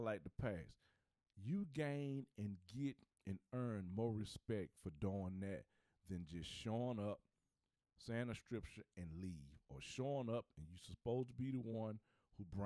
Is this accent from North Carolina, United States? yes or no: yes; Charlotte, North Carolina, United States; I'm from Charlotte